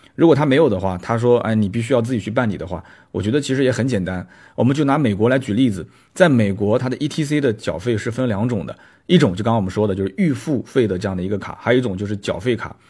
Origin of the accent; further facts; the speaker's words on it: Nanjing, Jiangsu, China; 我是南宁人嘛，南宁话其实也有很多的一些方言